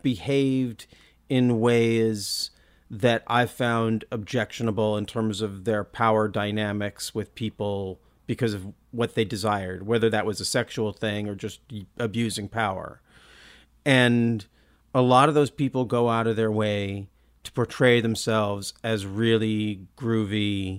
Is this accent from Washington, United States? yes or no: yes; Olympia, Washington, United States; I come from Olympia. We don't know how to talk like that.